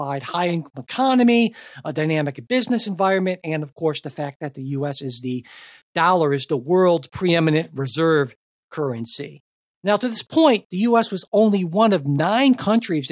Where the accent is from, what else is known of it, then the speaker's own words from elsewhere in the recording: United States; as an American